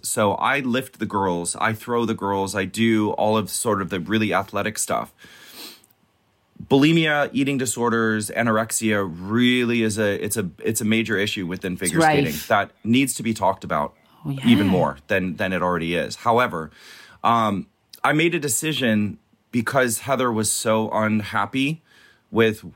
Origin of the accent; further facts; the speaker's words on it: Minnesota, United States; Growing up in Minnesota, it's the lakes and the ponds are frozen from like October until April.